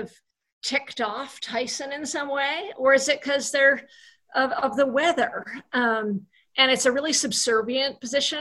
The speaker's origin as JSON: {"language": "English", "region": "Vermont", "country": "United States", "said": "I'm from Vermont"}